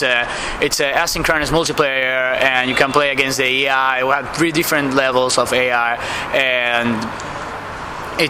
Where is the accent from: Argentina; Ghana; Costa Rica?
Argentina; I'm from Argentina